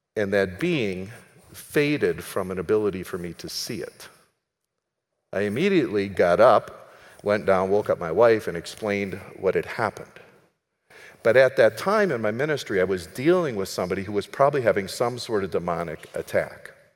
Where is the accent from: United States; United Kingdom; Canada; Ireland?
United States; also born or lived in Minneapolis; I'm an American.